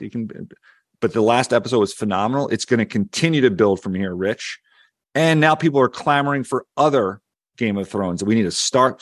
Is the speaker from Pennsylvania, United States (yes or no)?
yes; Philadelphia, Pennsylvania, United States; accent: Philly; my Philly accent